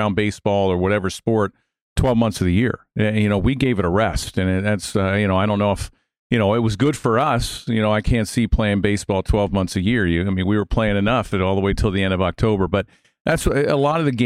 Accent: Baltimore, Maryland, United States; I grew up in Baltimore, so I was a big Oriole fan

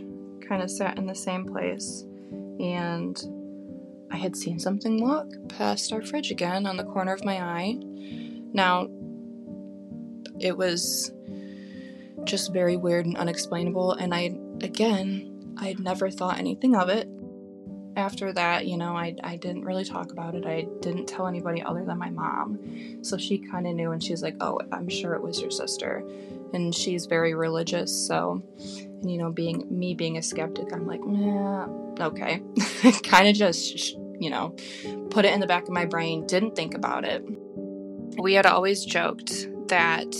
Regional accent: Grand Rapids, Michigan, United States; we grew up in Grand Rapids, Michigan

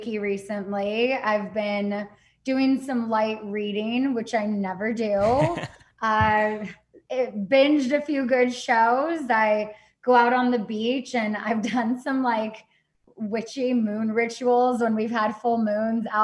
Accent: Azusa, California, United States; moved away as an adult; now in San Diego, United States; I grew up in Azusa, California, and I am currently living in San Diego

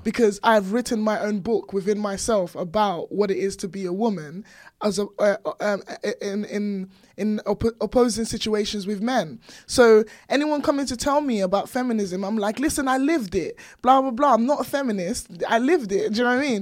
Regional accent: Nigeria; now in United Kingdom; born and raised in Nigeria, and then coming over here, I had, like, really strong accent

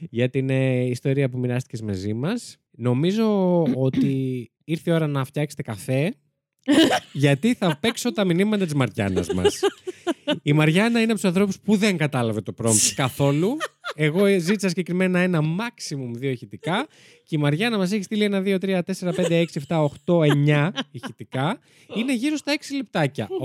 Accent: Koropi, Attica, Greece; Έχω να σα πω ότι όταν ήμουν μικρή, έμενα στο Κοροπή, στο Σέσι και εκεί σε μια μικρή εκκλησία, στον Άγιο Αντρέα, ήταν ένα πτώμα

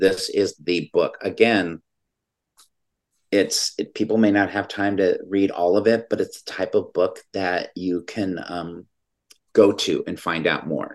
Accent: California, United States; California, my home state

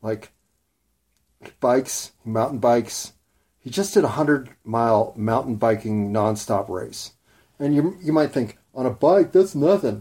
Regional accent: United States; I'm an American, white middle class

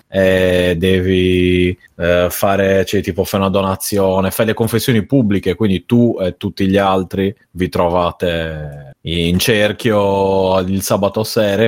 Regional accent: Sardinia, Italy; vengo dalla Sardegna

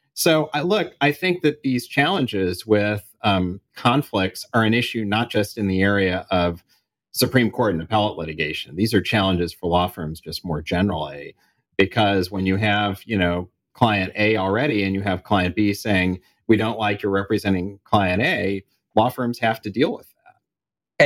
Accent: Kansas City, United States; moved away; I was back in Kansas City and in, in my hometown

